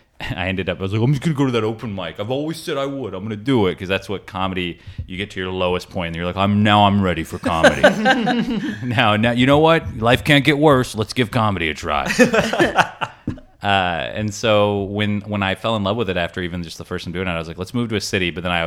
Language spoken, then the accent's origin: English; Augusta, Georgia, United States; moved away as an adult; I grew up in Augusta, Georgia.